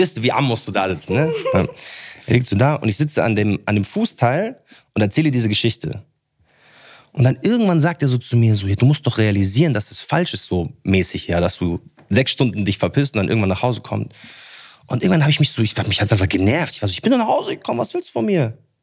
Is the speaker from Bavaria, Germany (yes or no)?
yes; Munich, Bavaria, Germany; ich bin in München aufgewachsen